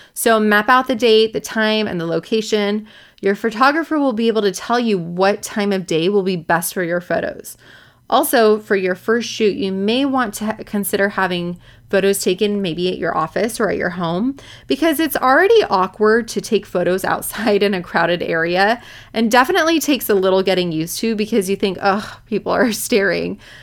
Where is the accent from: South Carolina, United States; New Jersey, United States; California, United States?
California, United States; Orange County; I'm from Orange County. My office is in Newport Beach